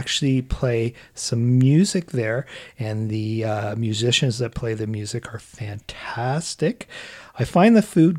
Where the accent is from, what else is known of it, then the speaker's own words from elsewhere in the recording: Canada; we are from Canada